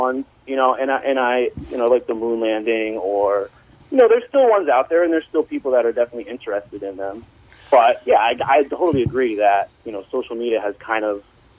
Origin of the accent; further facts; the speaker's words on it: New York, United States; Mostly, I'm from New York, I live in New York, I got COVID in April.